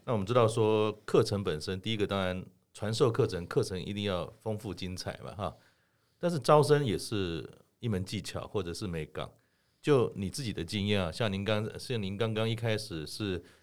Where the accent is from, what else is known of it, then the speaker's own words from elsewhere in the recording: Keelung, Taiwan; 我也是基隆人，从小爸爸带着我去八斗子玩